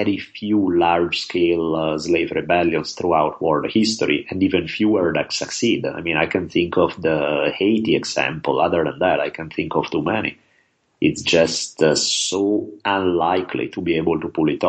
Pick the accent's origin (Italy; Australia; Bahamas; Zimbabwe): Italy; now in Los Angeles, United States; growing up in Italy